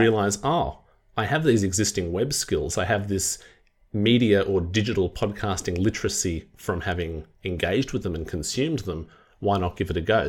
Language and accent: English; Wollongong, New South Wales, Australia; my hometown of Wollongong